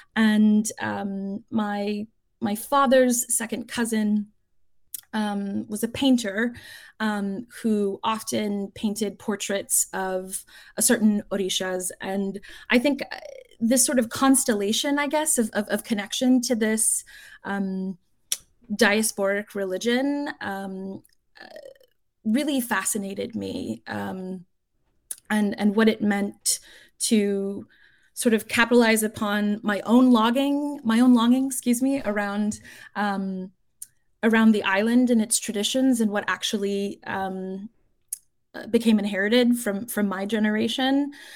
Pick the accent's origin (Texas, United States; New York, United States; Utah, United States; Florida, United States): Florida, United States; South; the daughter of Cuban exiles growing up in South Florida